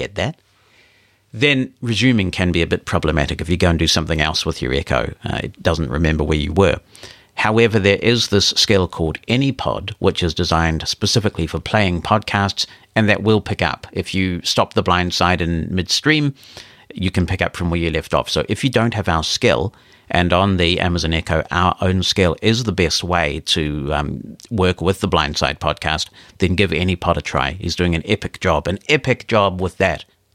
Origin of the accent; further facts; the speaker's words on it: New Zealand; my home country of New Zealand